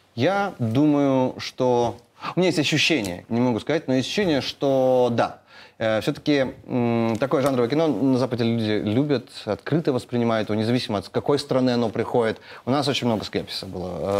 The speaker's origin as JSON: {"language": "Russian", "town": "Naryan-Mar", "region": "Nenets Autonomous Okrug", "country": "Russia", "tie": "born or raised there", "said": "Я вырос на Крайнем Севере, там у нас как бы не было такой, знаете, а такой очень э, город Нарьянмар"}